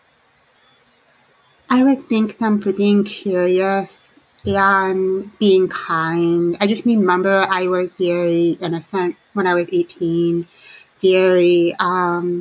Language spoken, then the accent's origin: English; southern tip of Lake Michigan, Indiana, United States; moved away; I have a lot of affinity for being from the Great Lakes, because I grew up in Indiana, right by on the southern tip of Lake Michigan. Now I'm more on the western side of Lake Michigan